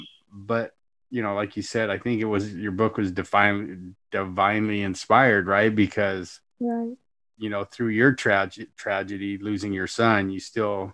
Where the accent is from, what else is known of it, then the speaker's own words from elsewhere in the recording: California, United States; I'm from California.